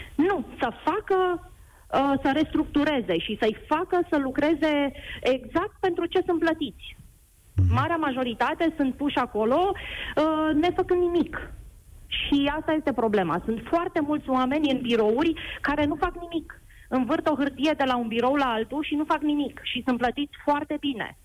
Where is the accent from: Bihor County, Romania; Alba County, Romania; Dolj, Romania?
Bihor County, Romania; Oradea; vă sunt din Oradea